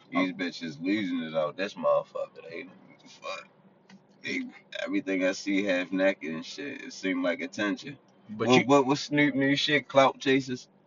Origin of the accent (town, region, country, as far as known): Baltimore, Maryland, United States; born or raised there